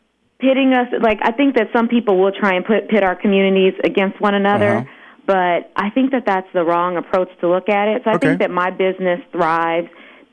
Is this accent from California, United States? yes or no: yes; Los Angeles, California, United States; growing up in Los Angeles, which is where I'm based, we have a thriving multicultural market here.